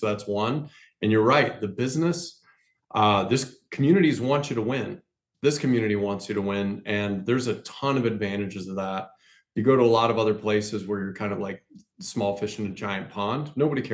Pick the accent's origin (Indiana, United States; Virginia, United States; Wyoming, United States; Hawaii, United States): Wyoming, United States; moved away as an adult; also born or lived in Tulsa, Oklahoma / California / Chicago / Baltimore; now in Rapid City, United States; I grew up in Wyoming, went to school at the School of Mines here in Rapid.